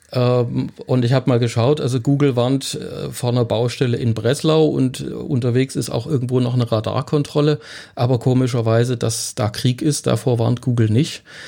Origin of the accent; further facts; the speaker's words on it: Germany; uns in Deutschland